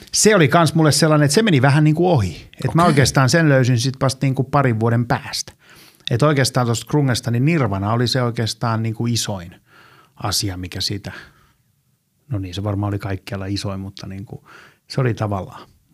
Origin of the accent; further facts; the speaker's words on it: Helsinki, Uusimaa, Finland; mä oon Helsingistä – tässä pitää olla tarkkana. Mä aina sanon, että mä oon Malmilta, mutta mun äiti aina valittaa, koska mä asuttiin lapsena Tapanilan puolella